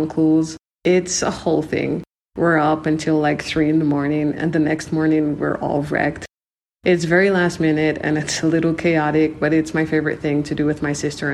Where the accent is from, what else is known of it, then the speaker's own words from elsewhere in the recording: Jamaica; I'm Jamaican, and I've lived there most of my life